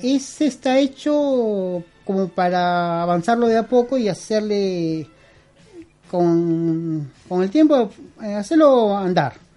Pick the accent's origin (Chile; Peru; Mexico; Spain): Peru; moved away as an adult; also born or lived in Lima; now in Argentina; yo soy peruano, yo nací en Perú, pero yo tengo 22 años acá.